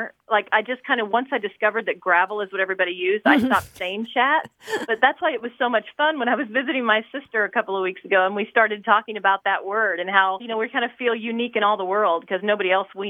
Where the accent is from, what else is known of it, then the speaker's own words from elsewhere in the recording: Southeast Kansas, United States; now in Indianapolis, United States; I grew up in Southeast Kansas.